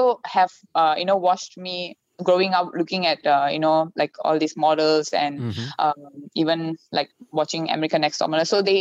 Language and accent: English; Malaysia; I'm Indian. I'm Malaysian